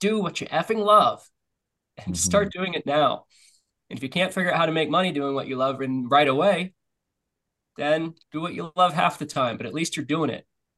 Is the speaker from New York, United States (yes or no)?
no; Florida, United States; now in Nosara, Costa Rica; I grew up in Florida